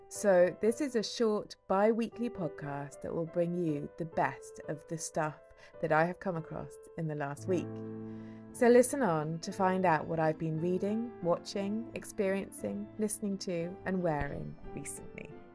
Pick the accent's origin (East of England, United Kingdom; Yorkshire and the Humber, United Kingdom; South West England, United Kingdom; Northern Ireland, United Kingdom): South West England, United Kingdom; Somerset; now in Bristol, United Kingdom; The place I grew up in Somerset is well known for its ichthyosaur fossils